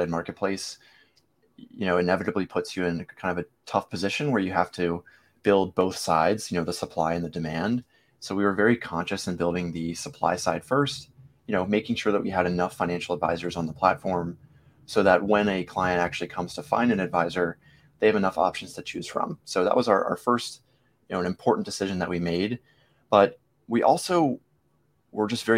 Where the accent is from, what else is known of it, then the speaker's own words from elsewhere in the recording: Virginia Beach, Virginia, United States; also born or lived in Norfolk, Virginia; I was born in Norfolk, but raised in this area my whole life.